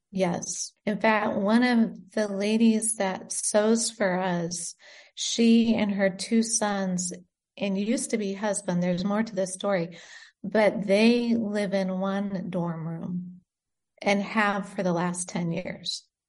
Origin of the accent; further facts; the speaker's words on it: United States; moved away as an adult; also born or lived in Great Britain / Indonesia; now in Beirut, Lebanon; I was born in Great Britain and we moved to America when I was five and lived in America until we moved